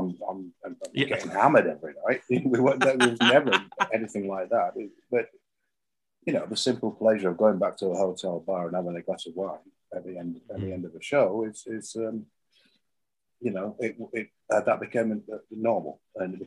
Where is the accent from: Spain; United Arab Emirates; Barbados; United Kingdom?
United Kingdom; England; me being English